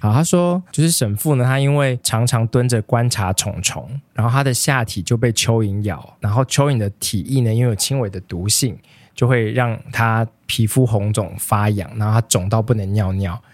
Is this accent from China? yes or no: no; Taiwan; 身为一个台湾人